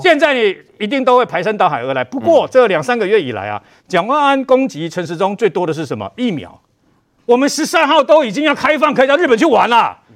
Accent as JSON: {"language": "Chinese", "region": "Taipei", "country": "Taiwan", "tie": "born or raised there", "said": "我从小在台北市出生"}